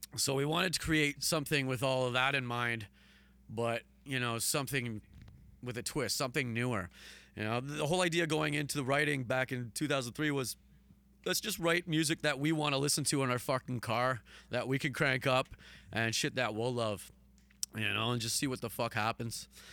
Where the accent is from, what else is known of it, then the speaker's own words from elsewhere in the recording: Hamilton, Ontario, Canada; I'm still in the same place